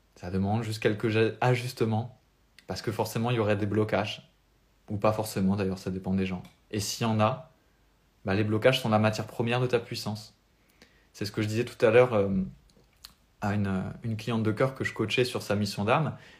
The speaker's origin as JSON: {"language": "French", "country": "France", "accent": "French", "said": "mon accent français"}